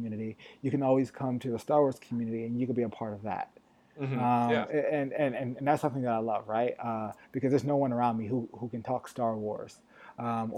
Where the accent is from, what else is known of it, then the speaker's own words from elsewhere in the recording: Connecticut, United States; now in Los Angeles, United States; I grew up in Connecticut, so not too far from New York